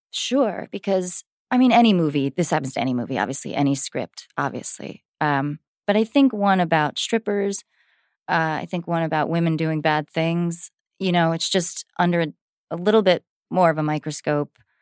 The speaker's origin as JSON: {"language": "English", "region": "New Jersey", "country": "United States", "tie": "born or raised there", "said": "I grew up in Jersey"}